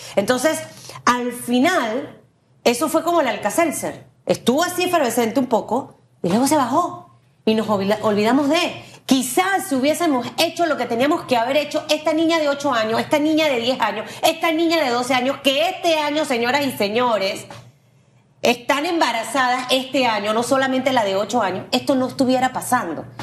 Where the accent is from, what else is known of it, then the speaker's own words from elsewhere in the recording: Panama; como panameña, como mujer, como mamá